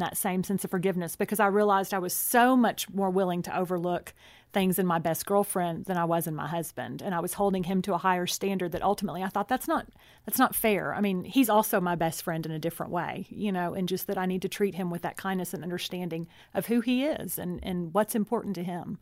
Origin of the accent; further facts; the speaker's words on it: Texas, United States; I grew up in Texas too. I just just had such a different city upbringing.